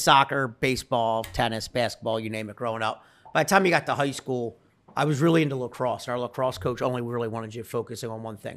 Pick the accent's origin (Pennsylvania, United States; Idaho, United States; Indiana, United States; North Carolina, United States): Pennsylvania, United States; Delaware County; I'm from Delaware County, Pennsylvania. People that don't know that, it's called Delco, Delco. Uh, just south of Philadelphia.